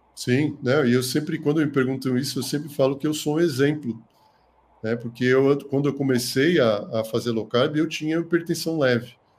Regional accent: São Paulo, Brazil; moved away as an adult; now in Botucatu, Brazil; eu sou de São Paulo, né, capital, mas eu vim para cá há mais de 20 anos, né, para fazer medicina

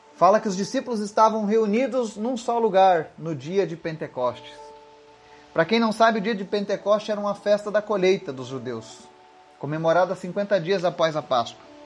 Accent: Brazil; nós somos brasileiros

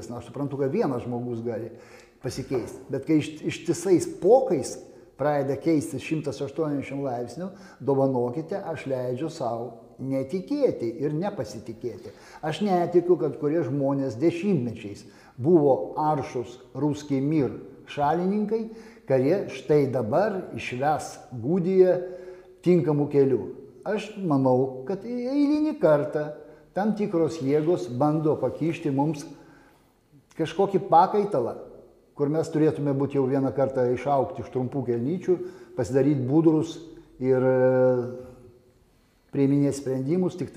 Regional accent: Lithuania; aš tiesiog lietuvis

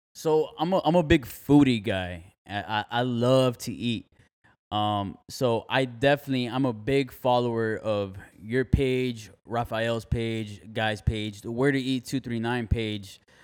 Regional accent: Miami, Florida, United States; moved away as an adult; now in Fort Myers, United States; I'm from Miami, Florida. I've been living here for five years

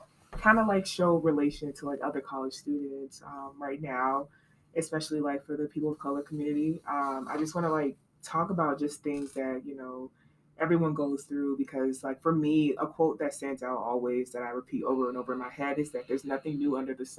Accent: Atlanta, Georgia, United States; moved away as an adult; now in Cincinnati, United States; I'm from Atlanta, Georgia

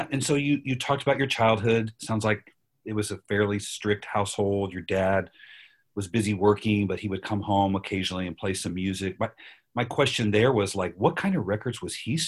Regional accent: Kansas City, United States; moved away; I'm from Kansas City, but moved away

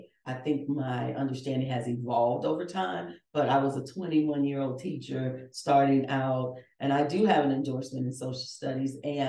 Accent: Chicago, Illinois, United States; born and raised in Chicago

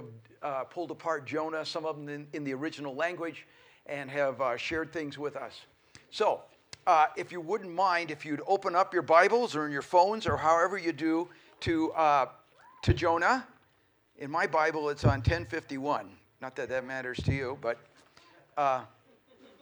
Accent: Colorado, United States; also born or lived in Oregon; now in Billings, United States; We were born and raised in Colorado, so all of the West feels very at home to us.

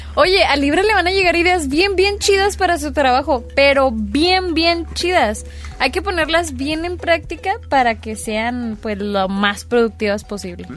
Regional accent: Cuauhtémoc, Chihuahua, Mexico; mi barrio, ex barrio

